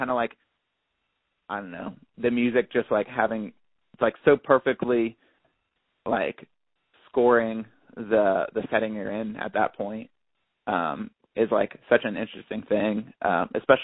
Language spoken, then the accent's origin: English; Ohio, United States; growing up in Ohio, like I grew up in like a super small town